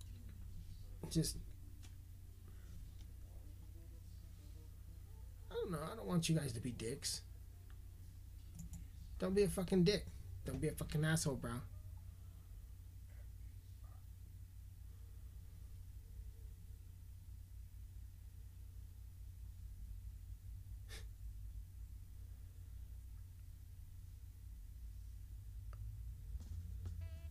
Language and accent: English; United States; as American citizens